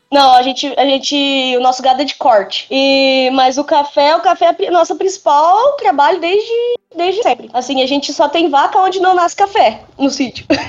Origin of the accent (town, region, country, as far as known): Botelhos, Minas Gerais, Brazil